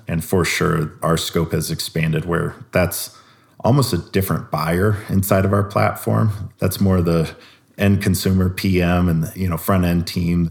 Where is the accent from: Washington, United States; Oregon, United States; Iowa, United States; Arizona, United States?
Iowa, United States; I'm from Iowa